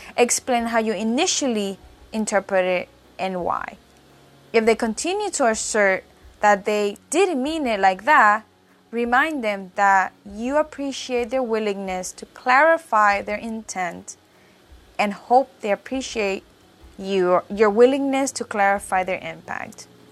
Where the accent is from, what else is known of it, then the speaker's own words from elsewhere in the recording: Puerto Rico; I say I'm from Puerto Rico, because obviously, as many as you know, I was born and raised in the island